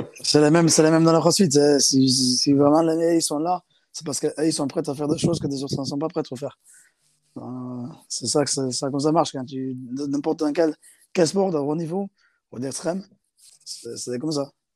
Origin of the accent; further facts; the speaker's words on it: South Africa; also born or lived in England; now in France; j'ai grandi en Afrique du Sud, dans une école avec que des garçons